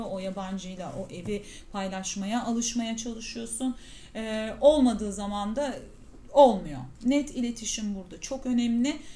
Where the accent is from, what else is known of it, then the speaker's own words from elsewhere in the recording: Mediterranean Region, Turkey; ben ya tabii ki biz şimdi Akdeniz insanıyız. Ee, bizim her şeyimiz tazecik. Pişiriyoruz, yiyoruz filan. Öyle büyüdüğüm için